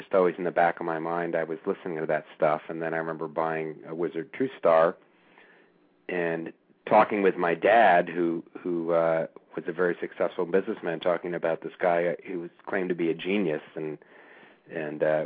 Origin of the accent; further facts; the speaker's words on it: Cleveland, Ohio, United States; now in Washington, D.C., United States; I grew up in Cleveland